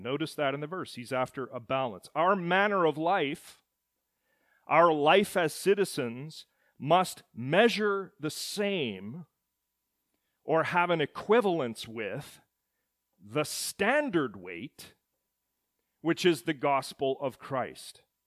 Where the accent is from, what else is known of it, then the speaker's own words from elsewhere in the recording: Edmonton, Alberta, Canada; At the moment of my birth in the city of Edmonton in February of nineteen seventy, I became a citizen of Canada